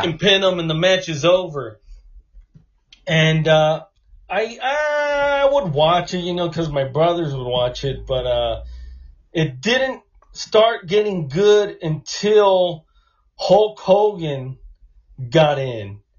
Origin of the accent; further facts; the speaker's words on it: Los Angeles, California, United States; I'm from Los Angeles.